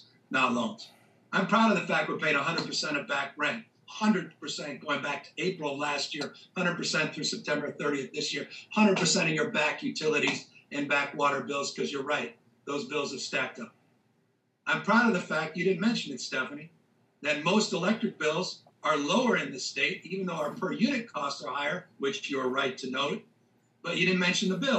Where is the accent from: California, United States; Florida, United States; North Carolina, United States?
California, United States; as a Californian